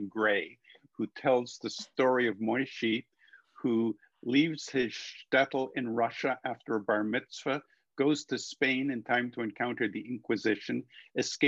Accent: Canada; also born or lived in England / Massachusetts, United States; I was born in England. Left there when I was 3 months old, and my parents decided to come along. And so we all moved to Canada, where I grew up

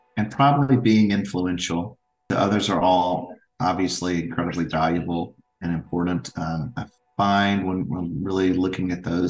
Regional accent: Franklin, Tennessee, United States; I am born and raised in Franklin, Tennessee. Lifelong resident

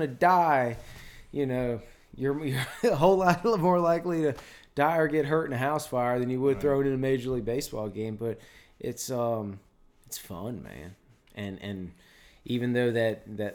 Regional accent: Meadowbrook, Chesterfield, Virginia, United States; I'm from Meadowbrook, so yeah. I'm from just over the river in the south side

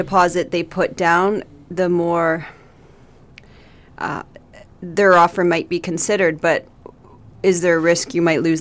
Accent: Port Hope, Ontario, Canada; I was raised in Port Hope, and it's where my home was

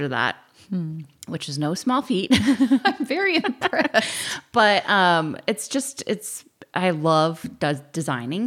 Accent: San Luis Obispo, California, United States; I had the pleasure of growing up in San Luis

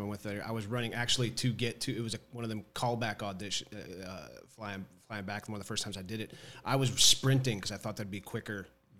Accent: Titusville, Pennsylvania, United States; moved away as an adult; also born or lived in Wilmington, North Carolina / Pittsburgh, Pennsylvania; now in Atlanta, United States; I'm from Titusville, Pennsylvania.

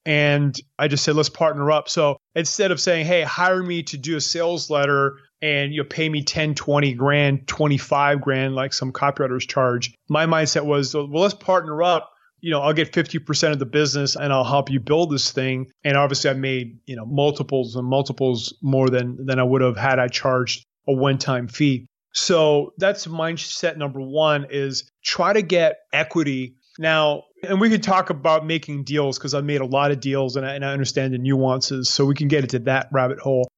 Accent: New Brunswick, Canada; moved away as an adult; now in Panama; I'm from New Brunswick

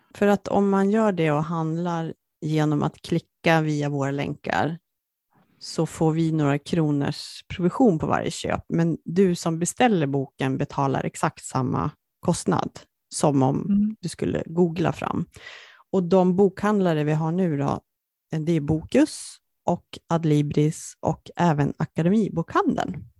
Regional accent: Jämtland, Sweden; Jämtland där jag kommer ifrån och mycket av de miljöerna som hon beskriver det är mina kan man säga, barndomsmiljöer

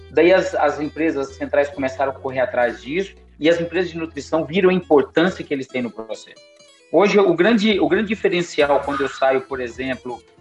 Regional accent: Mato Grosso do Sul, Brazil; moved away as an adult; É, eu vim do Mato Grosso do Sul, trabalhei no Pantanal do Mato Grosso do Sul, mas cheguei no norte de Minas há 12 anos

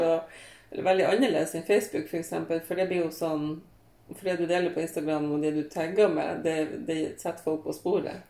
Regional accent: Hadsel, Nordland, Norway; lokalavisa hjemme i Hadsel

